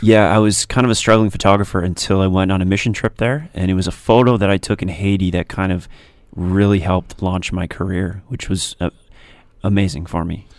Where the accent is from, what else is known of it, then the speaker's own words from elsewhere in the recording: Stoney Creek, Ontario, Canada; I grew up in Stony Creek